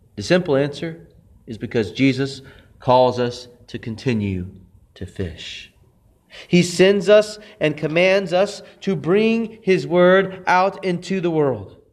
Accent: Texas, United States; my hometown in Texas

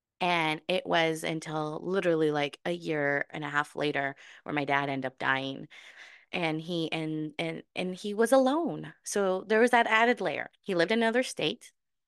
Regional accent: Mexico; born there; But yes, so I was born in Mexico.

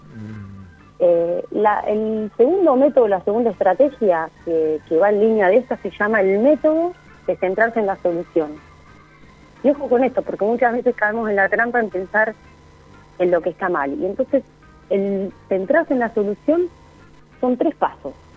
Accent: Argentina; la cultura que tenemos como argentinos

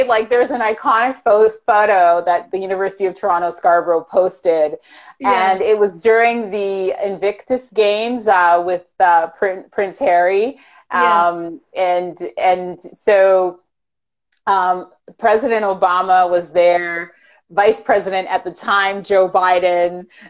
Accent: Jamaica; I'm from Jamaica, so of course I know where all of the Jamaican food is.

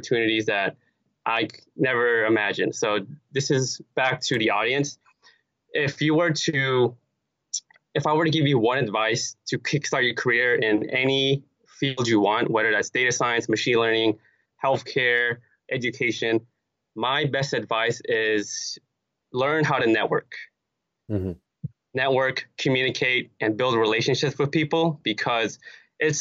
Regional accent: Los Angeles, California, United States; also born or lived in Cerritos; LA is my hometown.

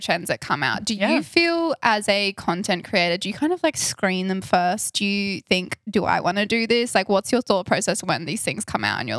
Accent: Adelaide, South Australia, Australia; I came home, and Adelaide's like, it's in the south of Australia

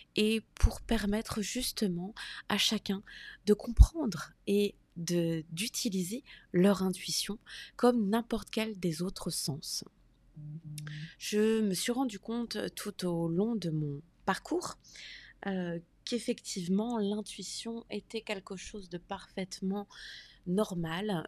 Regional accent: France; moved away as an adult; now in United States; Je suis française et j'habite aux États-Unis depuis environ deux ans.

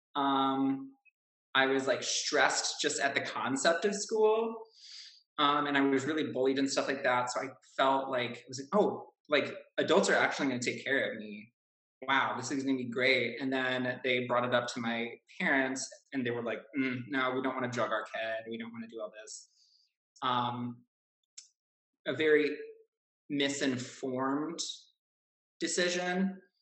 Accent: Chicago, Illinois, United States; I am from Chicago

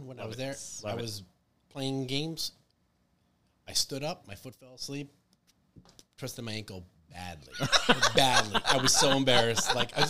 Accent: Bethel, Connecticut, United States; now in Danbury, United States; I grew up in Bethel my whole life. Maybe I was born in Danbury.

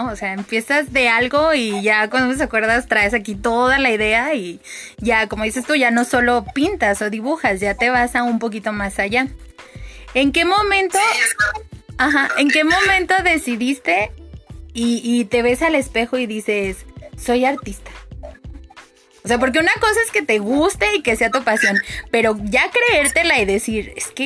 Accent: Mexico City, Mexico; Soy de la Ciudad de México. Eh, Chilangolandia.

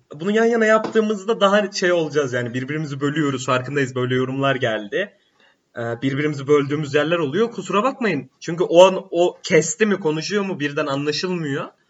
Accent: Black Sea Region, Turkey; bir Karadenizli olarak

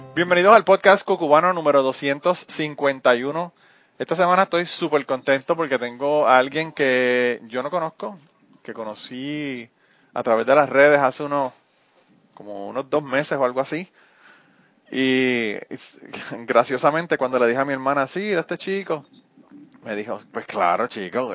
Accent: Utuado, Puerto Rico; now in United States; nací en el Hospital del Maestro, pero soy de Utuado

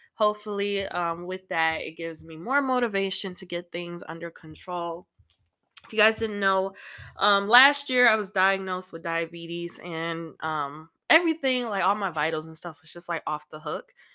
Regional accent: Illinois, United States; my home state of Illinois

